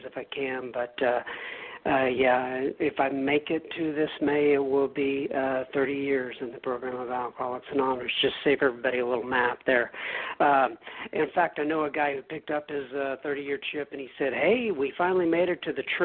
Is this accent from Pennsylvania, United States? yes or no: no; Dallas, Texas, United States; accent: Texas; also born or lived in Bangor, Maine; I am from the Dallas, Texas area. I have primarily lived here my entire life.